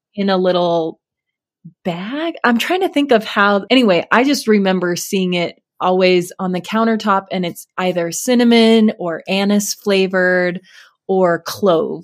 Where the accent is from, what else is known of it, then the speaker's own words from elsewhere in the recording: Alaska, United States; moved away; I grew up in Alaska